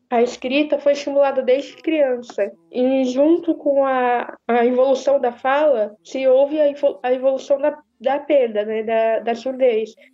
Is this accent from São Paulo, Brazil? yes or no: yes; Santa Branca, São Paulo, Brazil; now in São Caetano do Sul, Brazil; Eu sou do, de Santa Branca, interior de São Paulo, mas atualmente moro em São Caetano.